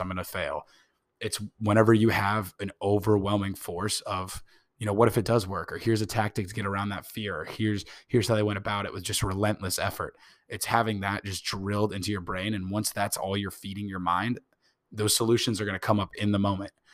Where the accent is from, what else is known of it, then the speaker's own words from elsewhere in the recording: Indianapolis, Indiana, United States; I was born in Indianapolis